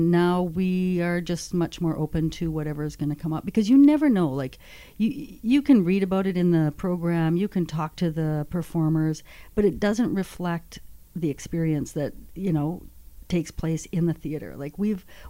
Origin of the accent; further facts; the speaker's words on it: Northwestern Ontario, Canada; I'm from Northwestern Ontario